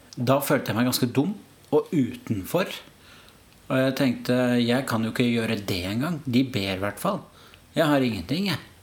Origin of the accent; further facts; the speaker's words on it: Oslo, Norway; kommer fra Oslo